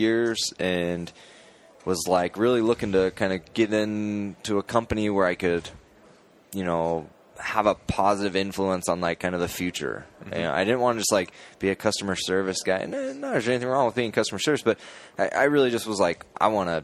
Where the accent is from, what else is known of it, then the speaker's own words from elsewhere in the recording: Boise, Idaho, United States; I'm from Boise, so I'm up in Idaho, and I've been there for a long time